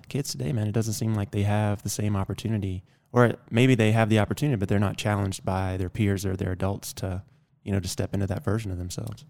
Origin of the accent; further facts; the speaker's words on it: the South, United States; moved away; I moved out here from the South. I grew up in the South